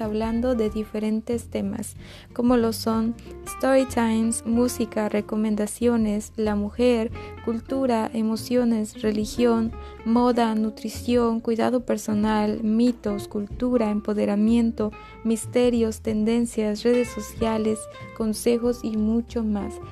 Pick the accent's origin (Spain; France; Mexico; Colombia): Mexico; soy originaria de México